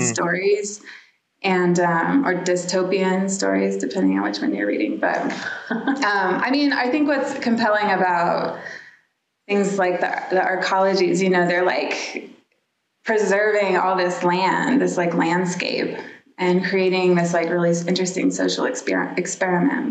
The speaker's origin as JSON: {"language": "English", "town": "Dallas", "region": "Texas", "country": "United States", "tie": "born or raised there", "moved": "yes", "said": "I grew up in Dallas, Texas"}